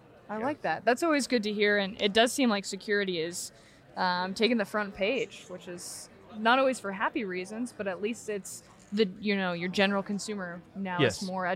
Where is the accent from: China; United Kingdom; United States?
United States; Oregon; I am from Oregon